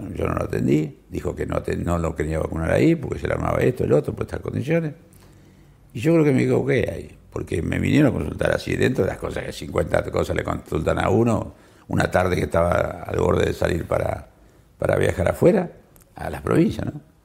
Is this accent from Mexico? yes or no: no; San Nicolás de los Arroyos, Buenos Aires Province, Argentina; en mi pueblo, en San Nicolás, ciudad muy antigua de la Argentina